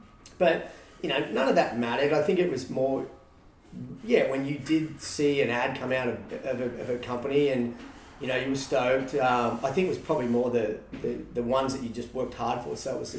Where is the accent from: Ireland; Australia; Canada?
Australia; moved away as an adult; now in San Diego, United States; being Australian at a young age, that's all you knew